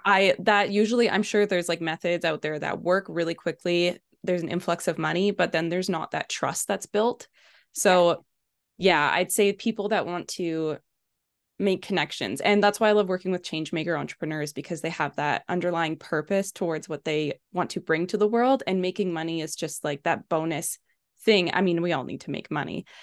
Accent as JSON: {"language": "English", "town": "Kelowna", "region": "British Columbia", "country": "Canada", "said": "I am from Kelowna, BC, in Canada"}